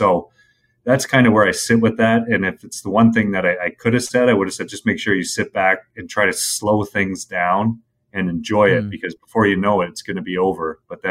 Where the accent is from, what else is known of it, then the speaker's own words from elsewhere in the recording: Toronto, Ontario, Canada; And for me, growing up in Toronto around Original Six, where hockey is number one